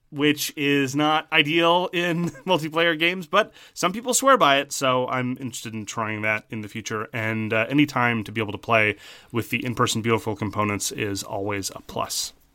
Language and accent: English; Canada; as a Canadian